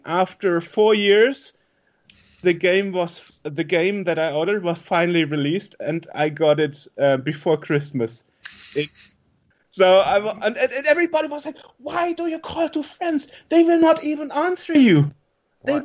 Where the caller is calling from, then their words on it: Germany; I'm calling from Germany